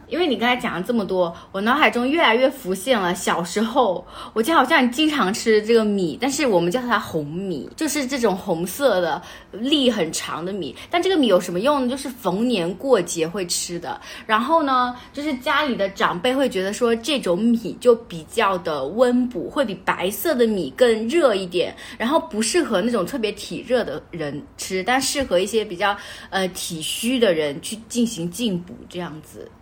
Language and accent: Chinese; southern China, China; 因为我是南方人